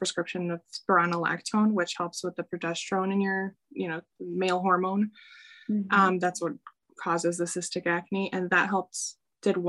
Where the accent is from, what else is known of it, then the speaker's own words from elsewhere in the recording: Chicago, Illinois, United States; I'm from Chicago.